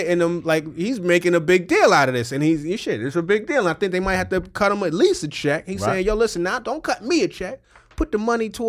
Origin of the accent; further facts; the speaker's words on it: New York City, New York, United States; I was proud as a New Yorker.